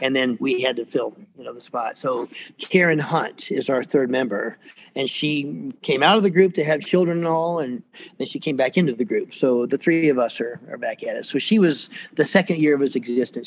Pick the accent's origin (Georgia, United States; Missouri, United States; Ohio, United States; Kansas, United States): Georgia, United States; Atlanta; I grew up here, believe it or not. Uh, there aren't many of us really from from this area. I was born in Fort McPherson, which is down in East Point, south of town